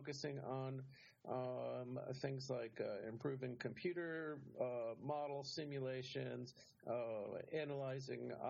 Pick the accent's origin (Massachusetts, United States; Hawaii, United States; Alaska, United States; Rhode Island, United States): Rhode Island, United States; I grew up in Rhode Island.